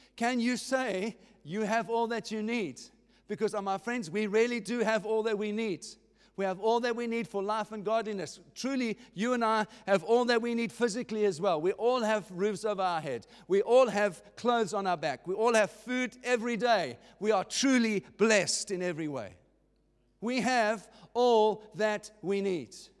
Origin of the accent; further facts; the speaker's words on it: Cape Town, Western Cape, South Africa; I was born in Cape Town. I was born in South Africa